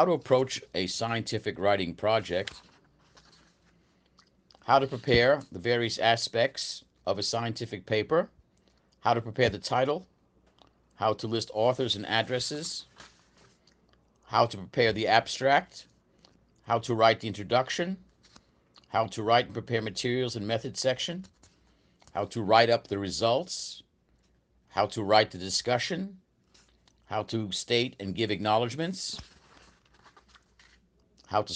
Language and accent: English; United States; moved away as an adult; now in Brazil; I'm an American. I've been in Brazil since 1992